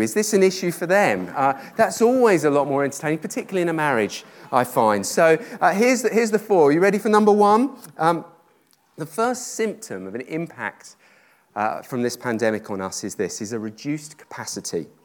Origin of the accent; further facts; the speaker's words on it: United Kingdom; I'm British